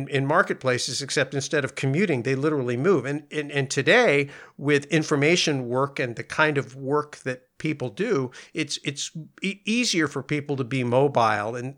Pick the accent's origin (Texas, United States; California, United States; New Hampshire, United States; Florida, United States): California, United States; Bay Area; you and I spent a lot of time growing up in the Bay Area